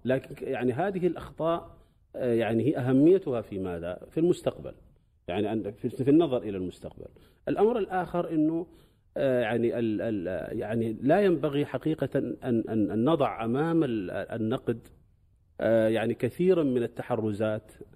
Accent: Sudan; قبل عشرين سنة تقريبا عندنا في السودان

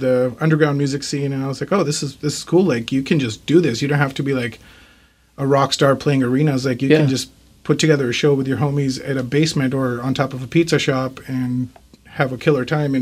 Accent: India; moved away; I was born in India

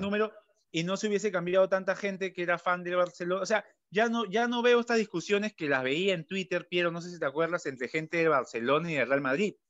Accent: Peru

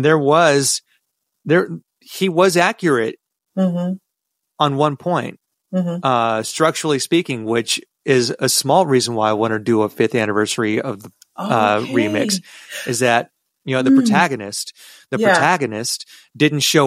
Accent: United States; I'm an American and I'm a proud American

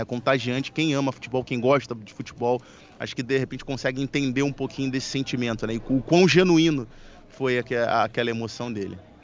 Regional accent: Brazil; nós, como brasileiros

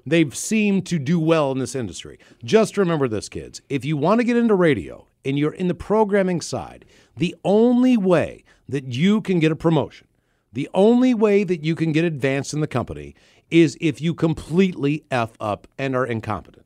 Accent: Baltimore, Maryland, United States; moved away as an adult; now in Seattle, United States; where we're from

